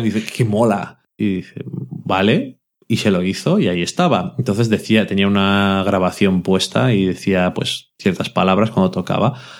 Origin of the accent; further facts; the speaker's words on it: Burgos, Castile and León, Spain; also born or lived in Salamanca / Madrid; Yo soy de Burgos